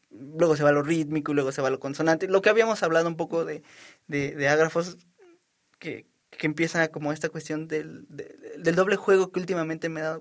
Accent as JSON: {"language": "Spanish", "country": "Mexico", "said": "como soy mexicano, quiero que hagas algo mexicano, ¿no?"}